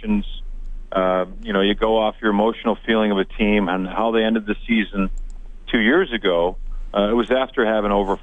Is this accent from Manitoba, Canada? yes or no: no; South Shore of Nova Scotia, Canada; also born or lived in Halifax, Nova Scotia / Sherwood Park, Alberta; We were in the southern shore of Nova Scotia, and we got a lot of the Boston feeds.